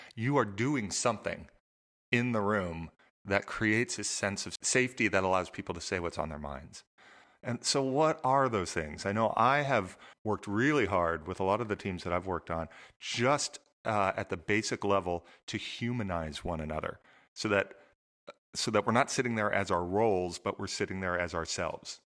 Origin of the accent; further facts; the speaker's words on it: Southern California, United States; I grew up in Southern California.